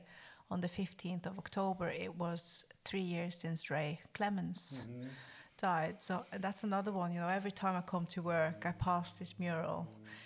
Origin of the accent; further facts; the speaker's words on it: Norway; my home country, Norway